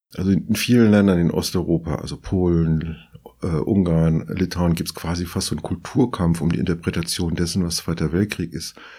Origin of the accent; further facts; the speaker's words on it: southern France, France; now in Berlin, Germany; Ich bin in Südfrankreich groß geworden